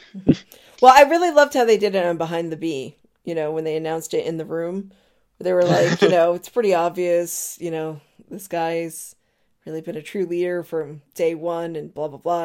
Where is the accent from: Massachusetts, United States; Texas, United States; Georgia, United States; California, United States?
Massachusetts, United States; Marlborough; moved away; also born or lived in Newport, Rhode Island; They are playing in my hometown.